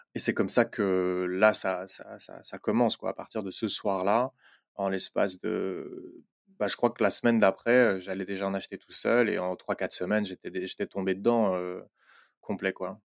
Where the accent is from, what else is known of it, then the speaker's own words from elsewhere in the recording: Belgium; also born or lived in Brussels; je suis belge, j'habite à Bruxelles